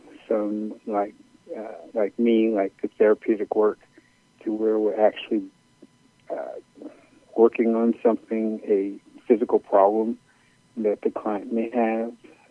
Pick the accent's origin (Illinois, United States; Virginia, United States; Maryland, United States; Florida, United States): Illinois, United States; Chicago; I am originally from Chicago